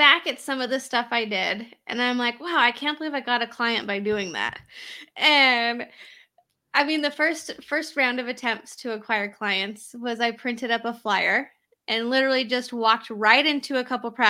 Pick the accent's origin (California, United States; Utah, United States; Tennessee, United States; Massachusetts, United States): Utah, United States; And for anyone who's listening that doesn't know, I'm from Utah, little Utah over here.